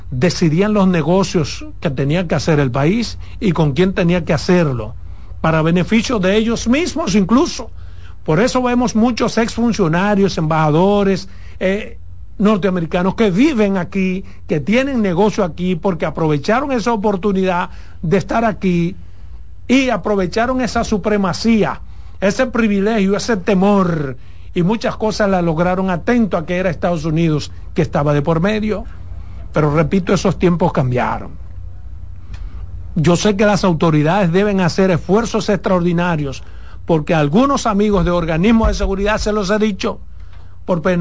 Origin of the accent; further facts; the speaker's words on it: Dominican Republic; Pero eso me luce a mí como dominicano, no solo decirlo, demandarlo al gobierno.